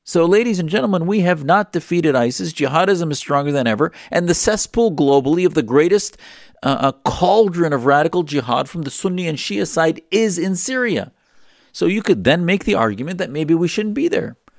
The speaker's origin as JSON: {"language": "English", "country": "United States", "said": "as an American"}